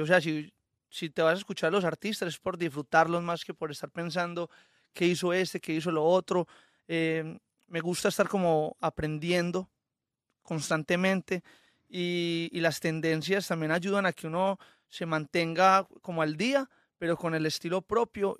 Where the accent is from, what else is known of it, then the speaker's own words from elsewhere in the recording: Colombia; soy muy colombiano, o sea, a mí me encanta mi, mis raíces y me encanta todo lo que hay, eh, alrededor de mi tierra. También crecí con la música llanera